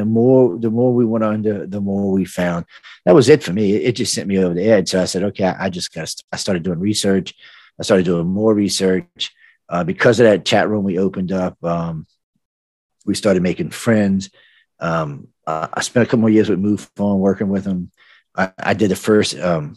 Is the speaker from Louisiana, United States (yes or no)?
yes; New Orleans, Louisiana, United States; I grew up in New Orleans